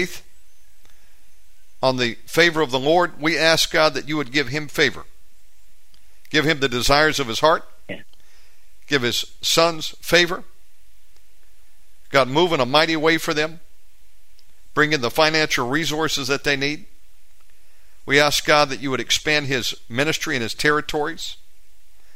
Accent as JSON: {"language": "English", "country": "United States", "moved": "as an adult", "lives_now": "Bali, Indonesia", "said": "I'm an American. I've been here in Bali now 7 years"}